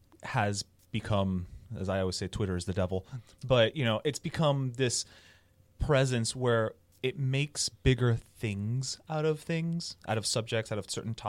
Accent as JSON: {"language": "English", "country": "United States", "said": "I'm American and I can't be bothered to learn foreign politics"}